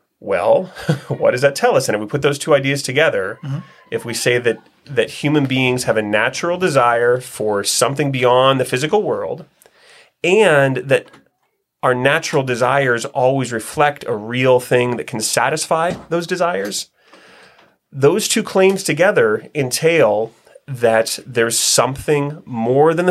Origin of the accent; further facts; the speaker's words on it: Northeast Ohio, United States; I was born and raised in Northeast Ohio